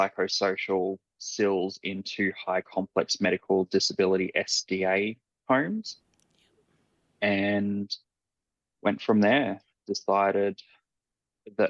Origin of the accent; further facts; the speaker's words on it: Ipswich, Queensland, Australia; also born or lived in Raby Bay, Queensland; I spent my primary school through to early high school years in Ipswich and then moved to Raby Bay with the rest of the family